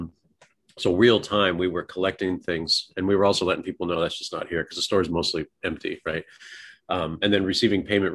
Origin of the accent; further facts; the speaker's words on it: Oregon, United States; now in Texas, United States; I grew up in an earthquake area. I moved from Oregon.